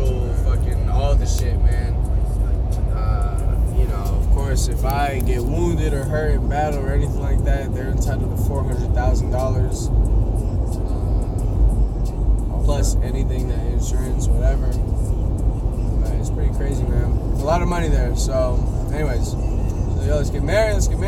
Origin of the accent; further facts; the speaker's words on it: Calhoun, Georgia, United States; moved away as an adult; I'm from Calhoun fucking Georgia